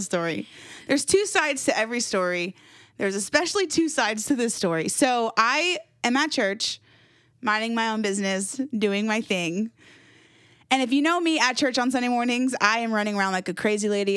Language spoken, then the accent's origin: English; Jacksonville, Florida, United States; moved away as an adult; now in Winston-Salem, United States; I was born and raised in Jacksonville, Florida.